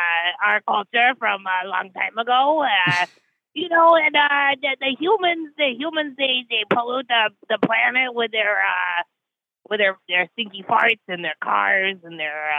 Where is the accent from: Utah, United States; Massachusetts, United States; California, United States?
California, United States; Pasadena; Yeah, I'm originally from Old Town Pasadena, you know.